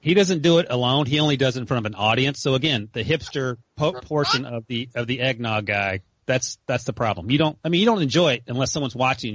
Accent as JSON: {"language": "English", "region": "North Carolina", "country": "United States", "tie": "born or raised there", "said": "growing up in North Carolina"}